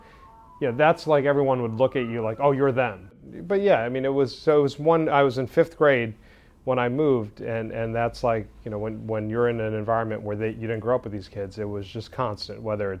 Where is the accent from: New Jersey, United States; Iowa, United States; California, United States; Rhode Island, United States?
New Jersey, United States; When I was growing up, I was born and raised in New Jersey. There were not many Sikhs in this community. I'm not too far from where I grew up right now. We're in our Newark office today.